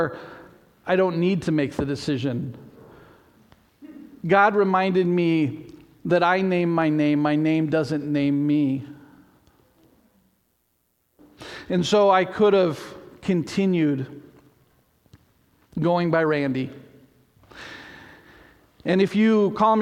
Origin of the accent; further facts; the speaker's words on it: Port Angeles, Washington, United States; moved away; also born or lived in Salem, Oregon; the church I grew up in Port Angeles